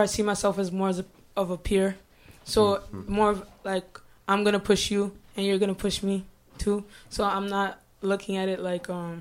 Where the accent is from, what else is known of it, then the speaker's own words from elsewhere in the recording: Ottawa, Ontario, Canada; I was born and raised in Ottawa.